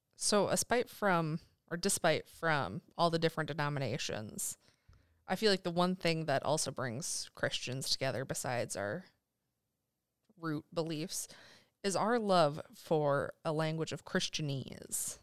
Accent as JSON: {"language": "English", "region": "Midwest", "country": "United States", "tie": "born or raised there", "said": "growing up, it was either, yep, you're Catholic or you're Lutheran, 'cause I'm from the Midwest"}